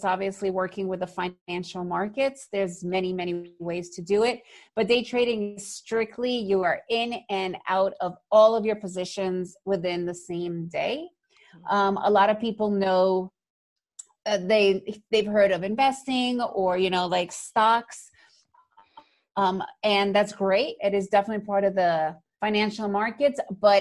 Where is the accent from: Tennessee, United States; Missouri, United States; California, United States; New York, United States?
New York, United States; I grew up in New York